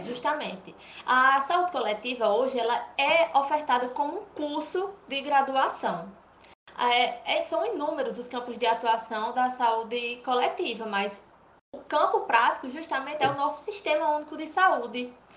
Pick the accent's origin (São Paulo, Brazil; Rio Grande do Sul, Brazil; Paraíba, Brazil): Paraíba, Brazil; Cajazeiras; Eu sou de Cajazeiras, Paraíba